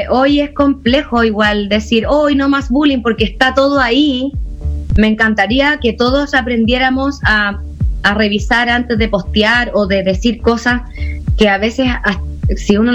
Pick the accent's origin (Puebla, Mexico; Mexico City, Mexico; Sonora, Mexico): Puebla, Mexico; vengo de Puebla, vengo sí. De Puebla, sí